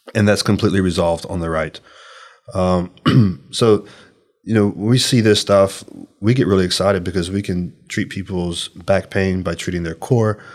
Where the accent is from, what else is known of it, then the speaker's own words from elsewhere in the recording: Louisiana, United States; I'm from Louisiana